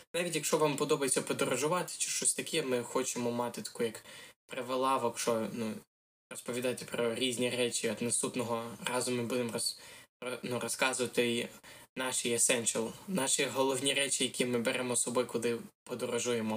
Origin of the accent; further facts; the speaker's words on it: Ukraine; moved away; я українець